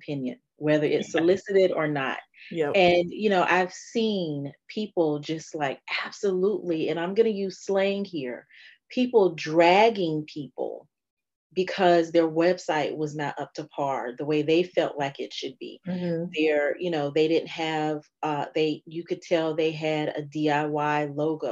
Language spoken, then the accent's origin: English; Fayetteville, North Carolina, United States; now in Richmond, United States; I am a North Carolina girl and Raleigh is right up the road from where I'm actually from, which is Fayetteville, North Carolina